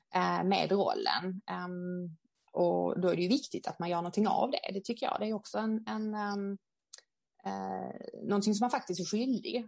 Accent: Sweden; vi som svenskar

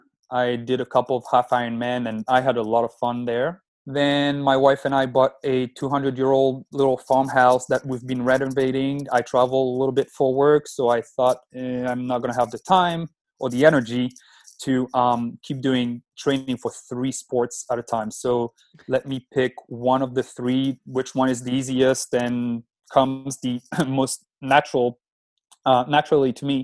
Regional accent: France; moved away as an adult; now in United States; I'm originally from France, and I moved to the States 11 years ago

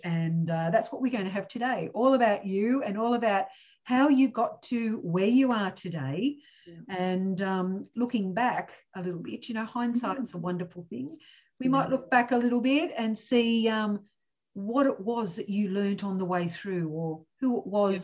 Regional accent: Cooma, New South Wales, Australia; where I grew up in Cooma

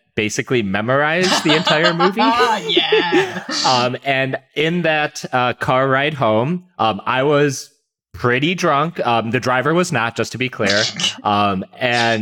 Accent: Hoffman Estates, Illinois, United States; I grew up in the Hoffman Estate, South Barrington area

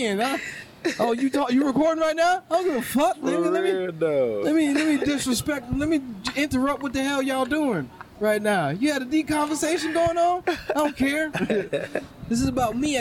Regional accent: New Orleans, Louisiana, United States; moved away; growing up in New Orleans

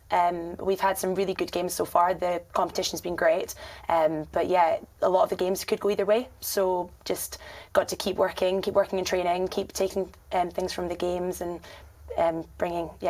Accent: Scotland, United Kingdom; moved away as an adult; also born or lived in Durham; am from Scotland, you might have guessed by the accent.

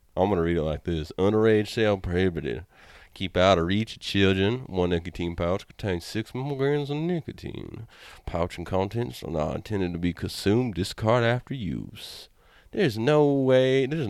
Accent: Tulsa, Oklahoma, United States; accent: Southern; now in Portland, United States; Tulsa, Oklahoma, I'll tell you right now.

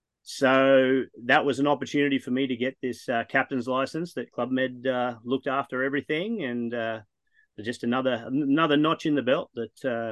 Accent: Texas, United States; fellow Texan.

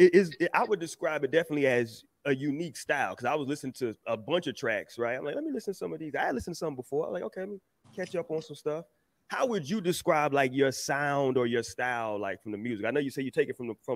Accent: Houston, Texas, United States; growing up in Houston

